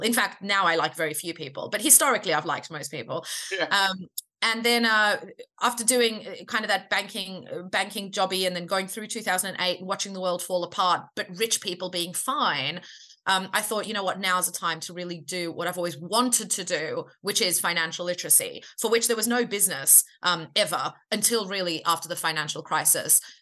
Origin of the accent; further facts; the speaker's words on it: Australia; I'm Australian